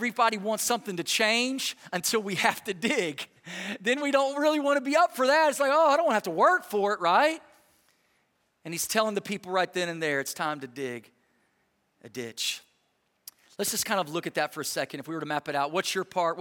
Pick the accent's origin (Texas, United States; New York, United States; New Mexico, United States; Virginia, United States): Texas, United States; I grew up in Texas